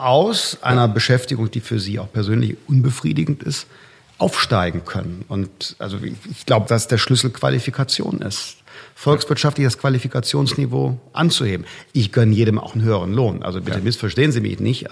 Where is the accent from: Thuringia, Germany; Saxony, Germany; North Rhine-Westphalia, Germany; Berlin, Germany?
North Rhine-Westphalia, Germany; ich komme ja aus Nordrhein-Westfalen